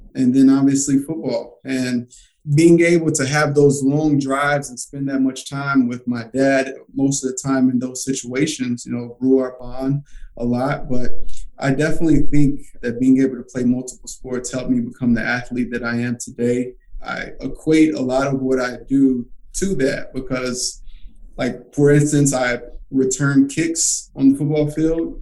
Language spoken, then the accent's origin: English; Alcoa, Tennessee, United States; I grew up in Alcoa, Tennessee, which is right outside of Knoxville.